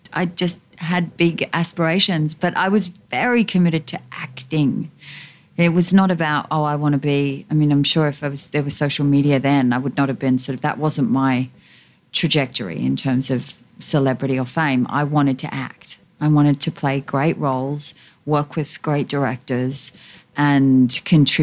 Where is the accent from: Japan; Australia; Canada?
Australia; I'm Australian